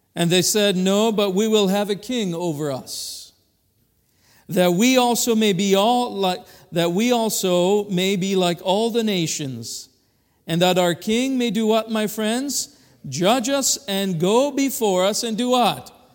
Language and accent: English; Madagascar; now in Kalamazoo, United States; we come from Kalamazoo, but I was originally born in Madagascar